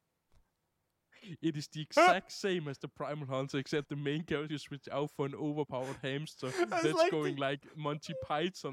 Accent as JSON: {"language": "English", "country": "Denmark", "said": "I'm from Denmark"}